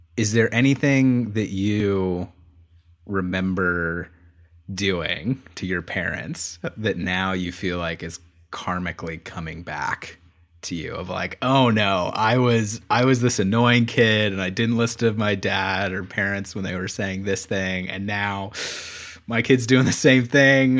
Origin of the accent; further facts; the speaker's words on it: Florida, United States; I grew up in Florida and my dad was from Florida.